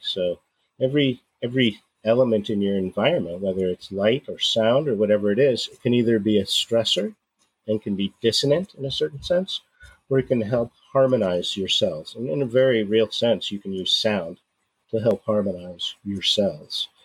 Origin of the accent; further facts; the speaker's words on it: San Francisco Bay Area, California, United States; moved away; also born or lived in Oregon; I grew up in the San Francisco Bay Area